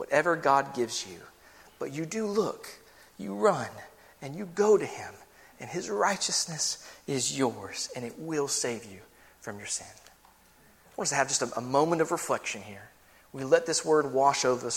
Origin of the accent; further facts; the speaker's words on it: United States; We're American here.